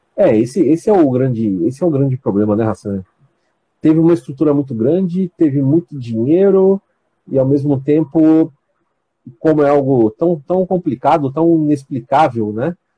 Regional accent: São Paulo, Brazil; moved away as an adult; now in Campos dos Goytacazes, Brazil; eu também sou paulista, tá? Eu sou da capital aí, do bairro do Ipiranga, mas eu moro aqui, já estou morando aqui já tem mais ou menos doze anos

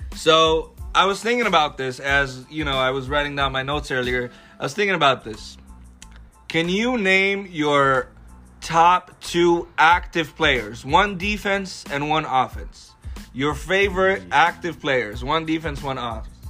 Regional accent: Alexandria, Alexandria Governorate, Egypt; now in Los Angeles, United States; born and raised in Egypt, in the heart of Alexandria City

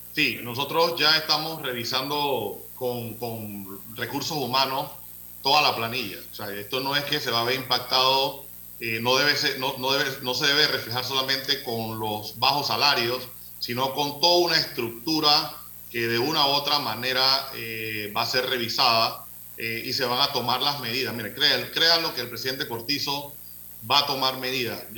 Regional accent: Panama; como panameños

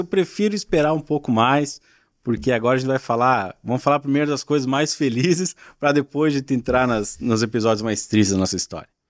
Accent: Ibiaçá, Rio Grande do Sul, Brazil; also born or lived in Blumenau, Santa Catarina; now in Caçador, Brazil; Eu sou gaúcho de Ibiaçá, uma cidade pequena

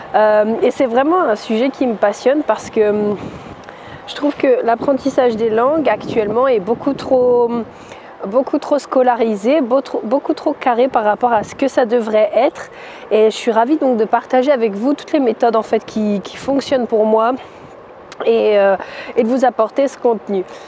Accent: France; je suis française, je suis plus à l'aise en anglais

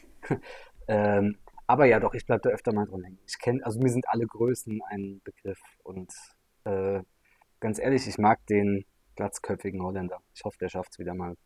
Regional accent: Mannheim, Baden-Württemberg, Germany; als Mannheimer

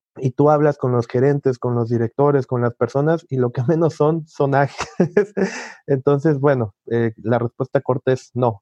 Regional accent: Mexico; Soy mexicano.

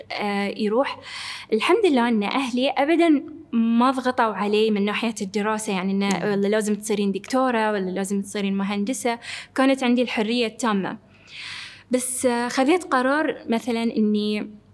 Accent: Bahrain; moved away; كوني أول بحرينية موجودة عندهم في الفريق

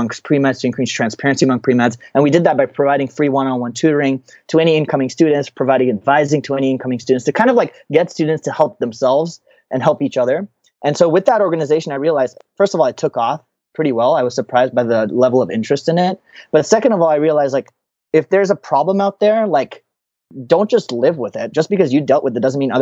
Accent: United States; I'm an Indian American

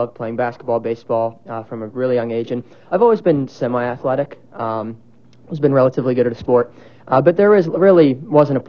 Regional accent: Lancaster, Ohio, United States; born and raised in Lancaster, Ohio.

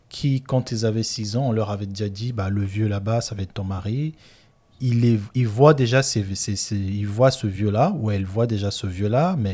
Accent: Republic of the Congo; Voilà, chez moi au Congo, en Afrique centrale, au Gabon, Angola, je connais aussi, Kinshasa aussi.

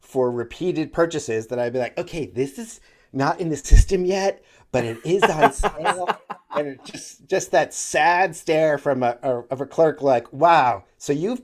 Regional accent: Northeast, United States; moved away; I grew up in the Northeast where they have Friendly's

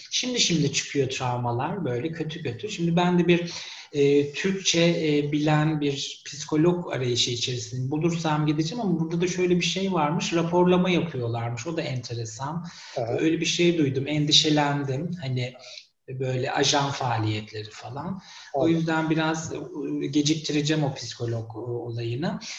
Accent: Turkey; moved away as an adult; ben 40 yaşından sonra e, memleketimi terk etmek zorunda kalan bir kişiyim.

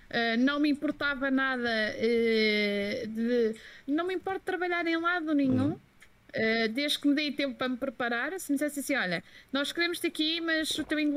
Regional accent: Belgium; Portuguese is a second language; eu sou belga e, eh, e, francês e inglês não se juntam

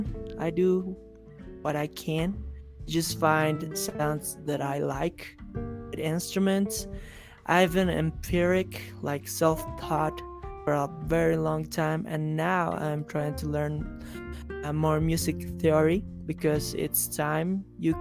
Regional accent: La Paz, Bolivia; I'm from La Paz, Bolivia.

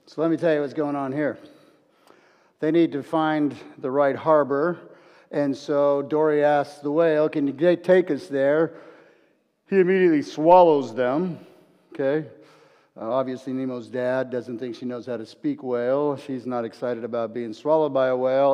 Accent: Los Angeles, California, United States; I'm a fighter from Los Angeles

